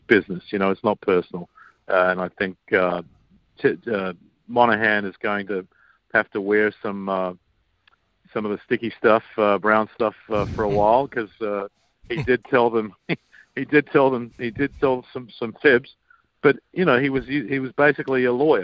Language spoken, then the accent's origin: English; Australia; I grew up with in Australia